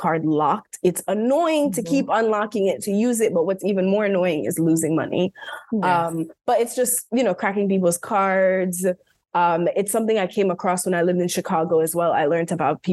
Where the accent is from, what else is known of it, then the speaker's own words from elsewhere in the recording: Jamaica; I'm just really interested, especially as a Jamaican